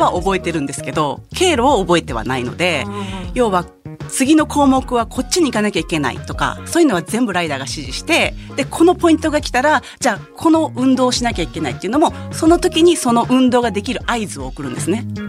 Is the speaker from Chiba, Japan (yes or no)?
no; Kakogawa, Hyogo, Japan; 兵庫県の加古川出身